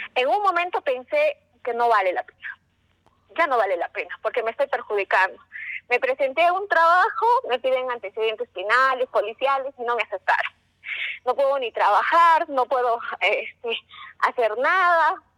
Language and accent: Spanish; Cusco, Peru; Un saludo desde el Cusco.